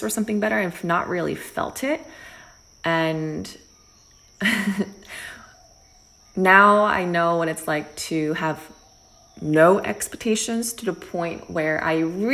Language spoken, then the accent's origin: English; New Jersey, United States; moved away as an adult; also born or lived in New York / Los Angeles; growing up in New Jersey with my family, older brother, younger sister